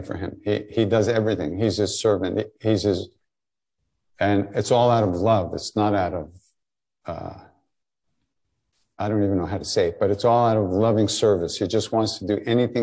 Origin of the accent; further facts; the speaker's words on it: Long Island, New York, United States; moved away as an adult; also born or lived in India; I grew up on Long Island, but after high school I was gone